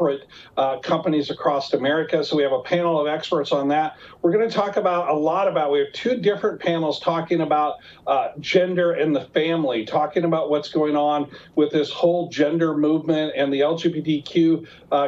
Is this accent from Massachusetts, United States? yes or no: no; Mount Juliet, Tennessee, United States; also born or lived in Nashville, Tennessee; my hometown of Mount Juliet